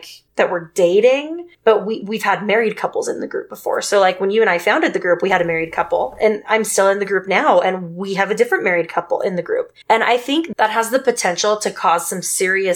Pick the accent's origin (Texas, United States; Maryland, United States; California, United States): Texas, United States; I grew up in Texas